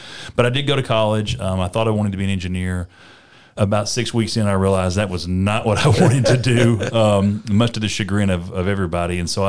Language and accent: English; Alabama, United States; had built a pretty sizable cattle business in my hometown. So, again, small town Alabama